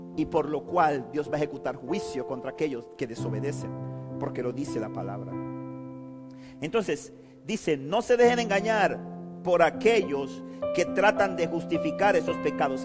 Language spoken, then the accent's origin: Spanish; Panama City, Panama; moved away; Cuando viví en Panamá, cuando yo me crié en Río Abajo, en, era pequeño, conocía a todos mis amigos por apodo